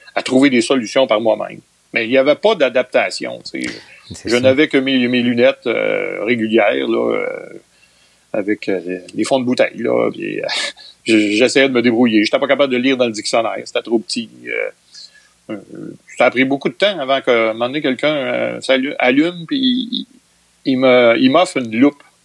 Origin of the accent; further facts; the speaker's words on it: Trois-Rivières, Quebec, Canada; je suis un trifluvien. Je suis né à Trois-Rivières en 1959.